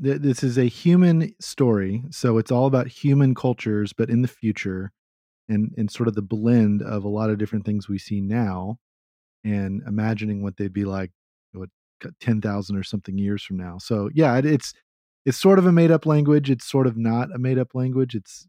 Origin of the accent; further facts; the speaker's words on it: Texas, United States; accent: Texan; My Texan accent